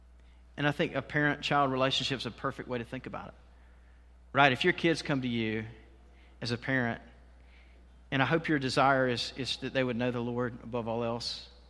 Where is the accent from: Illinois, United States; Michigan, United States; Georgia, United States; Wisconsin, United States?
Georgia, United States; Waycross; I grew up in Waycross. Many of you know that.